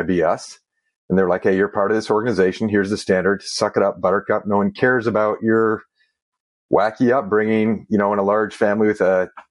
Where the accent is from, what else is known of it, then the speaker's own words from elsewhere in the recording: Eastern Ontario, Canada; I was born at a very young age, like a lot of us, in a hospital in Eastern Ontario